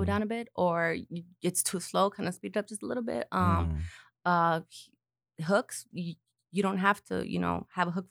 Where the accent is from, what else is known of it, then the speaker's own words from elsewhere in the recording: Huntington Park, California, United States; my hometown in Huntington Park